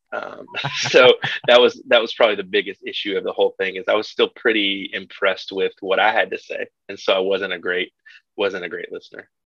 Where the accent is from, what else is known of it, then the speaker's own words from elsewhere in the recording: Kentucky, United States; my my people, I'm from Kentucky, and my people are, are farmers and, and blue collar folks.